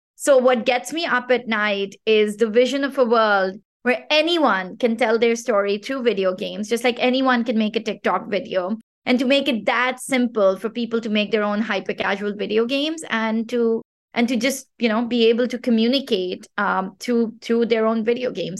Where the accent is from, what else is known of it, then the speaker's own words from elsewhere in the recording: Pakistan; first language Pashto; English is a second language; from Pakistan, which is my home country